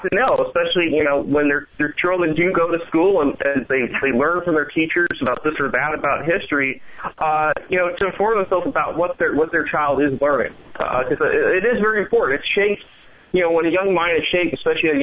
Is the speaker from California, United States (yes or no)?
yes; San Francisco Bay Area, California, United States; I grew up in the San Francisco Bay Area